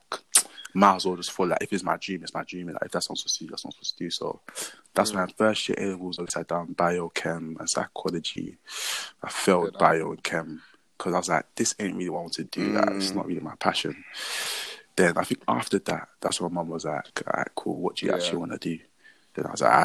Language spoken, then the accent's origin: English; Nigeria; I was born in Nigeria